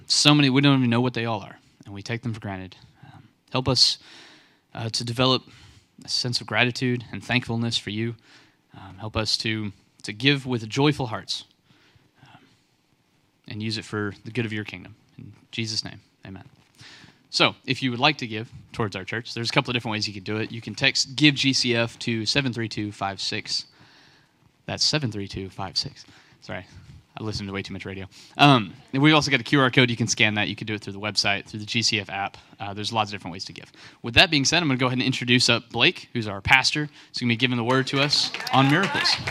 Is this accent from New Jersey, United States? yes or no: no; West Texas, United States; now in North Carolina, United States; I'm from West Texas, place where it doesn't rain like hardly ever